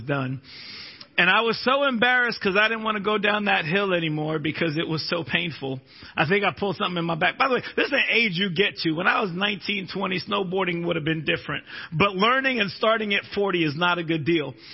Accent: Florida, United States; I'm a Floridian but I'm also a Minnesotan

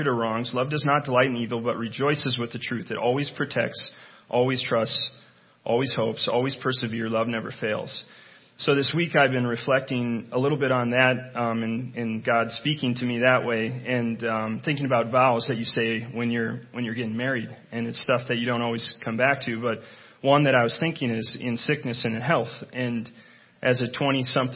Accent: Willmar, Minnesota, United States; I grew up in Wilmer, born and raised

